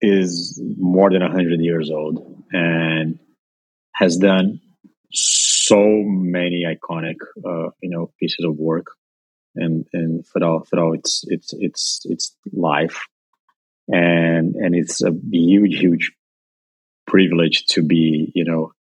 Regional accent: São Paulo, Brazil; moved away as an adult; also born or lived in Colombia / Argentina / Chicago, United States; now in New York, United States; I'm originally from Brazil, but I lived in a couple other countries before moving to the U.S. I was born in São Paulo, lived in Colombia when I was a kid, from like 5 months old to four and a half years old.

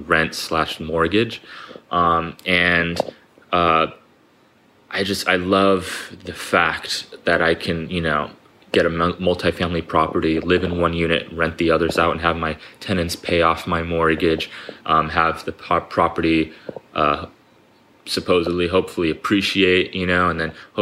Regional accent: Huntington Beach, California, United States; I'm from Southern California, more specifically Huntington Beach, California

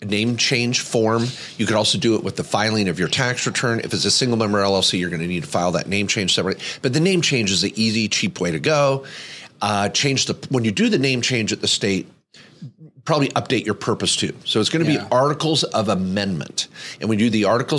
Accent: Washington, United States; also born or lived in Oregon; I grew up in the Northwest, born in Oregon, raised in Washington

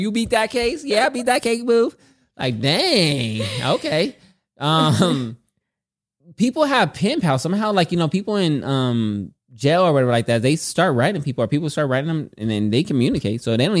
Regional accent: California, United States; I'm from Cali.

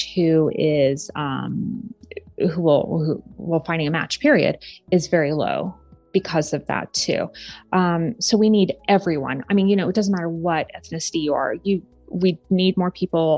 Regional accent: Japan; now in United States; I'm from Japan

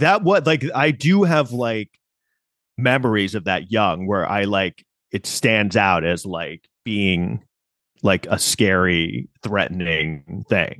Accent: New York City, New York, United States; as a New Yorker

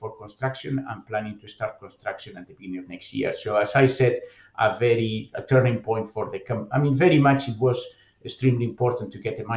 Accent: Bilbao, Basque Country, Spain; moved away as an adult; I was born and raised in Bilbao

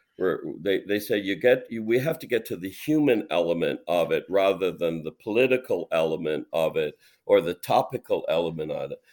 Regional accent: Canada; my Canadianness

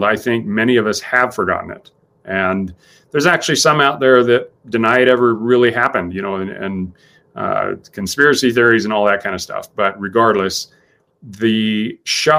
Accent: United States; as an American

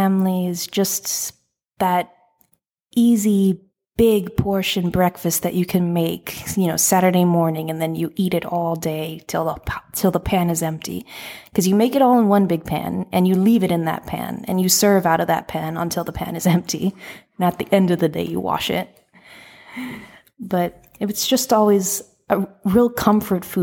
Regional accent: San Antonio, Texas, United States; I'm from San Antonio, Texas. Lived here my whole life.

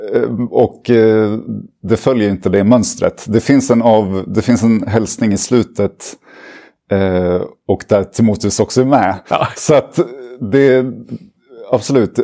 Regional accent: Uppsala, Uppsala County, Sweden; also born or lived in Lund; jag är uppvuxen i Uppsala

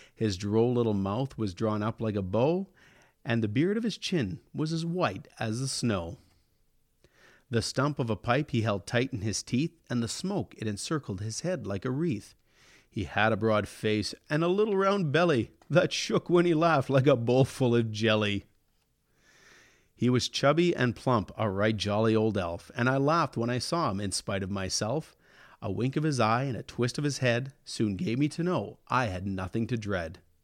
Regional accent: Elk Point, Alberta, Canada; my hometown of Elk Point

